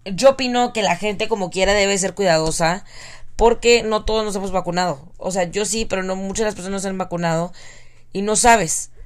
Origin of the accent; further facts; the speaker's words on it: Mexico; now in United States; nací en México